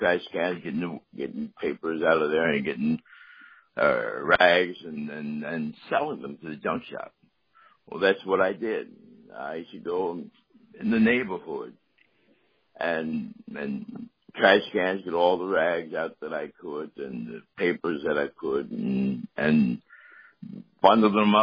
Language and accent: English; Atlantic City, New Jersey, United States; I was born and raised in Atlantic City